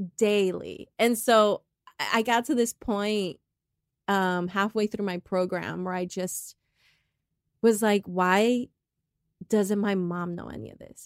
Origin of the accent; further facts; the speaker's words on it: Miami, Florida, United States; I was raised in Miami